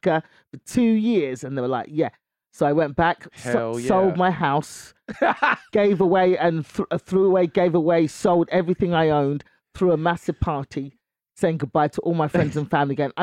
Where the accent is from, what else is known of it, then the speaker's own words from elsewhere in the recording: London, United Kingdom; moved away as an adult; now in United States; born and raised in London